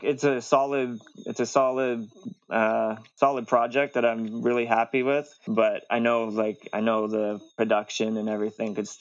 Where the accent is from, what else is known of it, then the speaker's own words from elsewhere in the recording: the West, British Columbia, Canada; I'm from the West